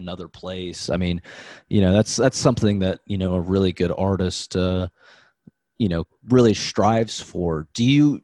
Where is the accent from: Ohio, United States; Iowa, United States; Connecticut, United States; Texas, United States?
Ohio, United States; I'm from Ohio